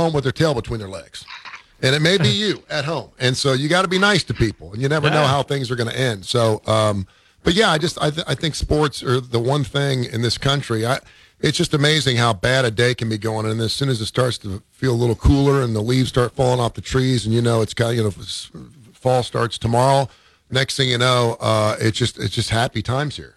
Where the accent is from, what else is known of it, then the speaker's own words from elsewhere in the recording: Midwest, United States; now in Alabama, United States; I'm from the Midwest